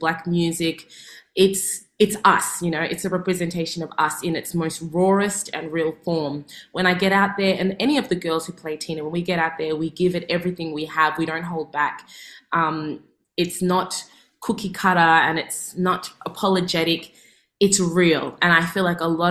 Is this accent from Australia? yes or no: yes; Melbourne, Victoria, Australia; I'm from Melbourne